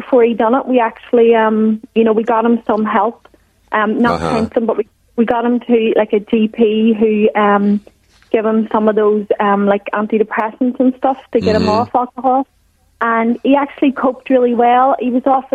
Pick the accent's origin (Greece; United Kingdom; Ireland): Ireland; moved away as an adult; now in Wellington, New Zealand; I'm actually from Ireland